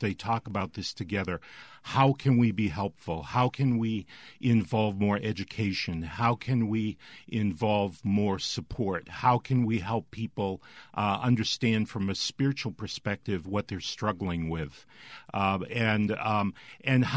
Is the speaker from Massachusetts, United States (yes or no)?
yes; Boston, Massachusetts, United States; moved away as an adult; now in Mississippi, United States; I'm originally from the Boston area